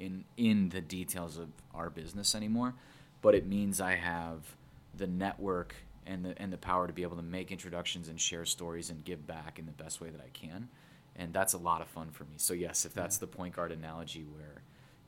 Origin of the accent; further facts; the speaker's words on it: Northwest suburbs, Illinois, United States; born and raised in the Northwest suburbs, so grew up in that area